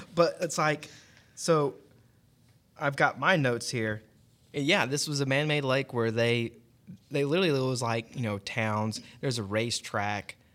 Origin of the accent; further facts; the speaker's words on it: Cobb County, Georgia, United States; now in Gwinnett County, United States; I grew up in Cobb, so now living over here in Gwinnett, close to Lake Lanier